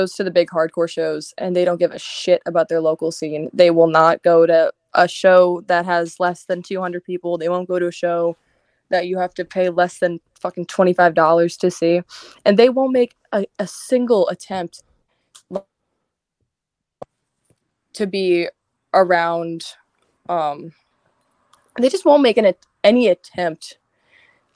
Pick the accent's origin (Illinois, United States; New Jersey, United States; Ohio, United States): New Jersey, United States; I'm from Jersey